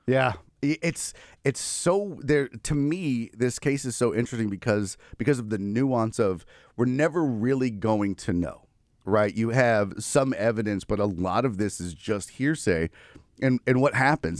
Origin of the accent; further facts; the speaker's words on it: Houston, Texas, United States; born and raised in Houston